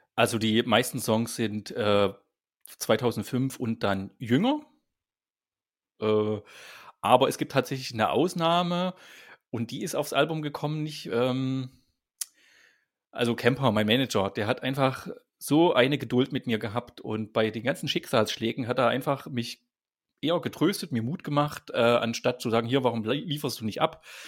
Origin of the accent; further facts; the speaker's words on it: East Germany, Germany; Also ich bin als Kind aufgewachsen, äh, bin ein Kind der DDR